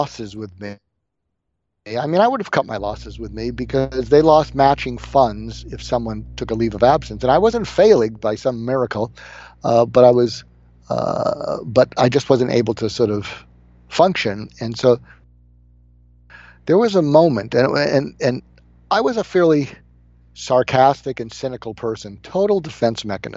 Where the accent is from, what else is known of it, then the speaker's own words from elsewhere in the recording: Boston, Massachusetts, United States; I am from Boston